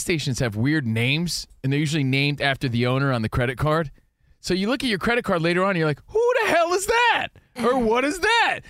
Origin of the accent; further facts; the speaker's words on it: New Jersey, United States; now in California, United States; growing up in New Jersey